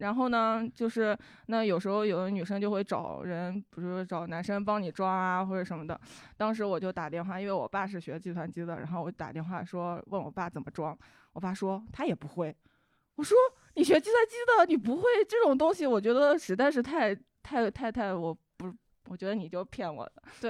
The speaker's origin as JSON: {"language": "Chinese", "region": "southern Hebei", "country": "China", "tie": "born or raised there", "said": "然后我爸当我家是河北的，而且河北南端。"}